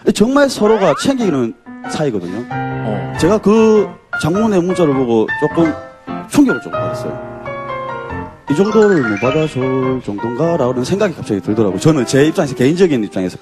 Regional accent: Gyeongsang, South Korea; 제가 경상도 사람이어가지고

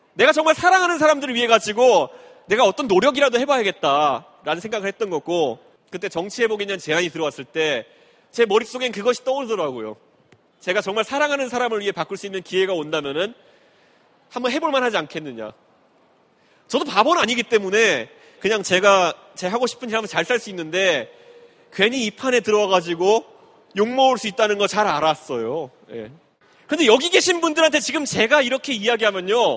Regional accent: Seoul, South Korea; also born or lived in United States; 제가 노원구 상계동에서 어릴 때 살았던

